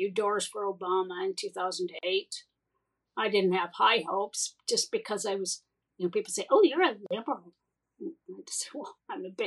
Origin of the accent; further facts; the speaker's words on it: Rockwell, Wisconsin, United States; moved away as an adult; also born or lived in Madison, Wisconsin / Orange County, California / England; I was gone from Rockwell from 1980 to 2004